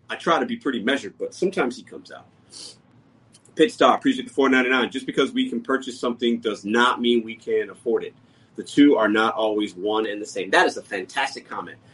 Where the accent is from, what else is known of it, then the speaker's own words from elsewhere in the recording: Chicago, Illinois, United States; I was born in Chicago. My mother and father were born in Puerto Rico.